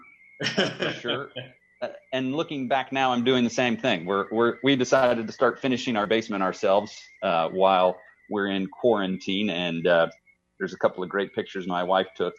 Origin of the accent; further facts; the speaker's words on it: Kansas City, Missouri, United States; also born or lived in Wichita, Kansas / Laramie, Wyoming; I was born in Wichita, Kansas, moved to Kansas City, as a six-year-old or something like that. So grew up here in Kansas City